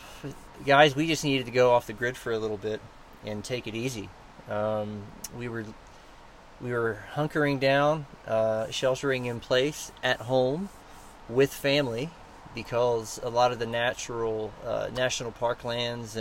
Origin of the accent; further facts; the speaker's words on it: United States; as an American